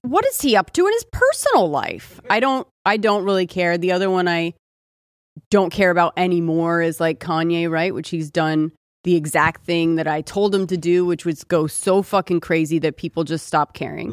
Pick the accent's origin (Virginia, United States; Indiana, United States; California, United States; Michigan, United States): California, United States; also born or lived in Austin; I'm from California